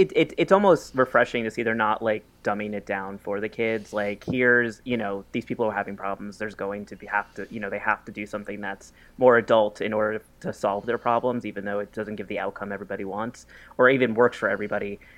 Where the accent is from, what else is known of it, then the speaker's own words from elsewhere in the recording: New York, United States; me as a New Yorker who's moving soon